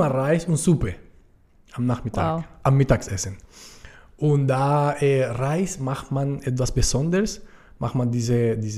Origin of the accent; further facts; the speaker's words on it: Cartagena, Bolívar, Colombia; German is a second language; auf die karibische Küste, wo ich herkomme, in Cartagena, typisch ist Arepas mit Füllen, mit Käse.